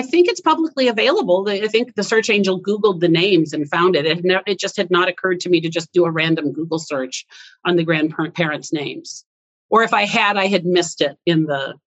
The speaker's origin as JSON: {"language": "English", "region": "Iowa", "country": "United States", "tie": "born or raised there", "also_born_or_lived": "Wisconsin", "moved": "yes", "said": "We were born in the same state, but then I had I had moved. I grew up actually in Iowa not Wisconsin. Uh, part of my childhood was in Iowa, part of or Wisconsin, part was in Iowa."}